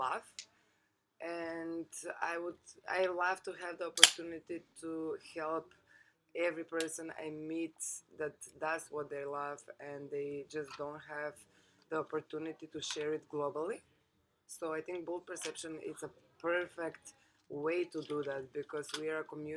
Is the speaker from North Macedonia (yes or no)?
yes; North Macedonia; moved away as an adult; also born or lived in Lucca, Italy / London, United Kingdom; I come from Macedonia. It's a small place, not so open-minded so far.